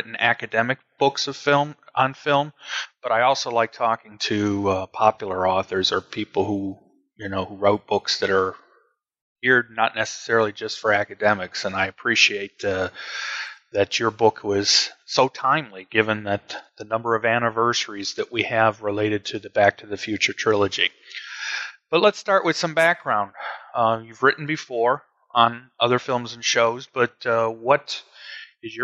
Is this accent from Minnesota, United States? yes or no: no; Cleveland, Ohio, United States; moved away as an adult; now in Alabama, United States; I grew up in Cleveland, spent most of my life there, although I live in Alabama now